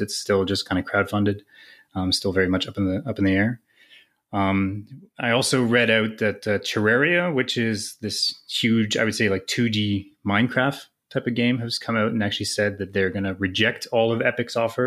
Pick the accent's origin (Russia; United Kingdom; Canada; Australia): Canada; as a Canadian